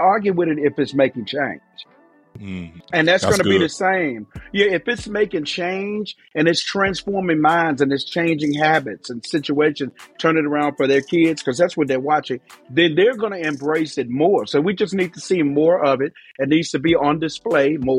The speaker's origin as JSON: {"language": "English", "town": "Memphis", "region": "Tennessee", "country": "United States", "said": "I'm from Memphis, Tennessee, but I traveled around the whole country"}